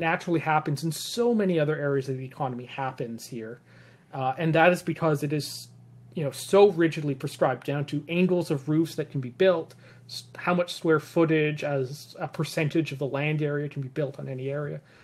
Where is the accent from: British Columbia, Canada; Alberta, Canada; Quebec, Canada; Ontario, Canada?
British Columbia, Canada; Vancouver Island; moved away as an adult; also born or lived in the Maritimes; now in Vancouver, Canada; I grew up on Vancouver Island